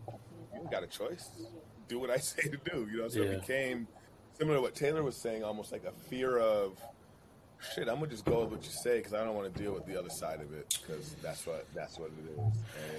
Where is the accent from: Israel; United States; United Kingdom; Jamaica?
Jamaica; I identify so much being a Jamaican, I got to be Jamaican through and through and through.